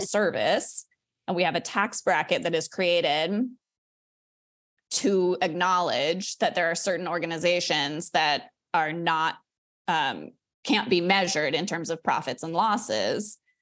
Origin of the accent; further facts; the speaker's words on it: Denver, Colorado, United States; moved away; I grew up in Denver